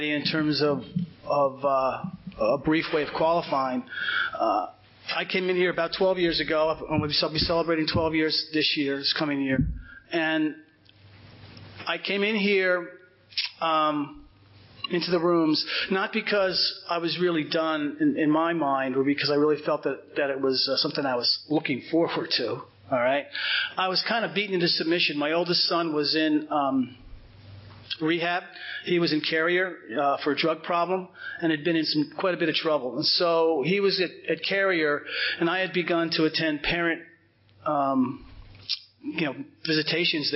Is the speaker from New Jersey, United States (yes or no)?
yes; Cedar Grove, New Jersey, United States; I grew up in Cedar Grove, which is right over the hill here.